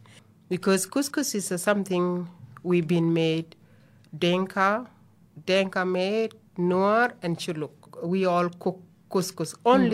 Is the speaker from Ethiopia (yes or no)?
yes; Ethiopia; moved away as an adult; now in Alice Springs, Australia; I was born in Ethiopia. Grew up in Ethiopia, but I got married from the man came from South Sudan.